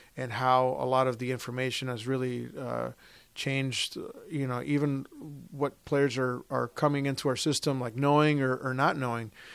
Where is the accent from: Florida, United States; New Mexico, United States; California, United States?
Florida, United States; Orlando; also born or lived in Puerto Rico / Toronto; I was born in Puerto Rico. Um, we moved to Flor-, my family moved to F-, Florida. I grew up in Orlando